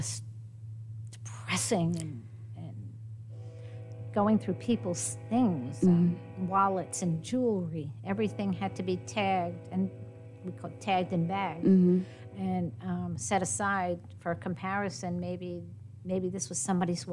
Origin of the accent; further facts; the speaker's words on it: New York, United States; now in Texas, United States; I'm a New Yorker by birth and a Texan by choice